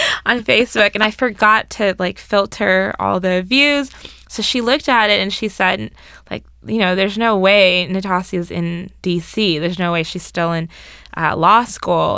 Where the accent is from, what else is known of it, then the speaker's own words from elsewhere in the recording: Orange County, California, United States; moved away as an adult; also born or lived in Berkeley, California / Washington, D.C.; I'm originally from Orange County, California, so I'm far from home.